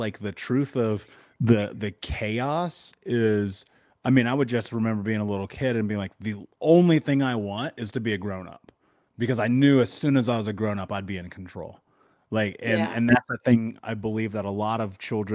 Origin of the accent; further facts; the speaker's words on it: Indianapolis, Indiana, United States; I grew up in Indiana, in Indianapolis, in America, the middle of the country, in the 80s.